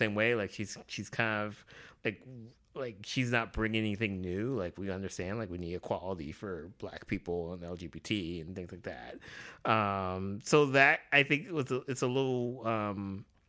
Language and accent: English; United States; we're Americans